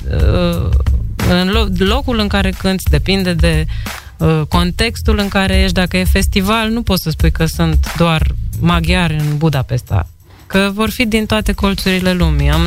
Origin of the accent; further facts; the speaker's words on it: Iași, Iași County, Romania; also born or lived in Tulcea / Piatra Neamț / Bucharest; Eu sunt bucureșteancă. Adică sunt născută în Tulcea, mă rog, crescută în Iași, Piatra Neamț și mutată în București, 10 ani acolo.